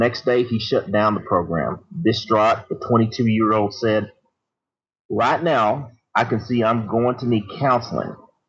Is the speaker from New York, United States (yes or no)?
no; Texas, United States; this doesn't surprise me, from my home state. Sometimes I'm embarrassed to say I'm from there.